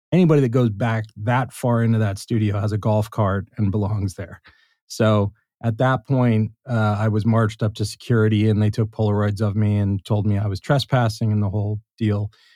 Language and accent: English; Los Angeles, California, United States; I grew up in Los Angeles